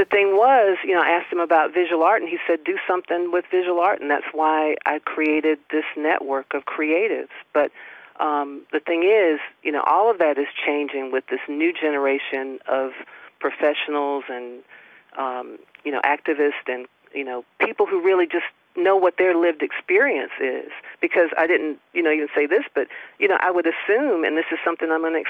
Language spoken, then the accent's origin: English; Stephens County, Georgia, United States; I was born and raised in Stevens County.